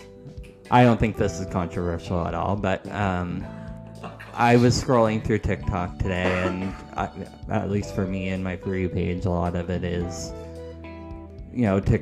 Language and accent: English; Canada; we are Canadian.